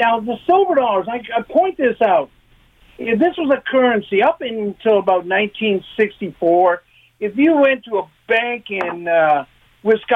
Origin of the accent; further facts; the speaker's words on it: London, Ontario, Canada; moved away; I grew up in London